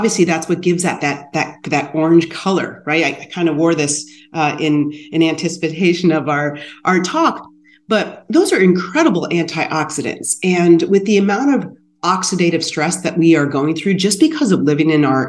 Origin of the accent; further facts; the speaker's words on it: Sycamore, Ohio, United States; growing up in Sycamore, Ohio with my grandparents